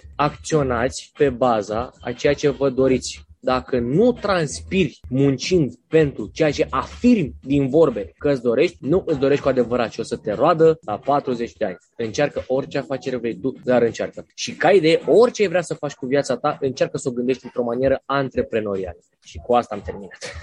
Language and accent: Romanian; Constanța, Constanța County, Romania; din Mamaia Nord, din Constanța, de unde sunt eu